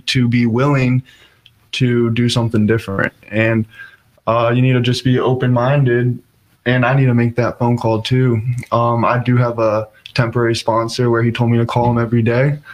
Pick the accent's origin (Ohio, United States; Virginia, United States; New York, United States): Virginia, United States; Fairfax; I'm from Fairfax, so right down the road.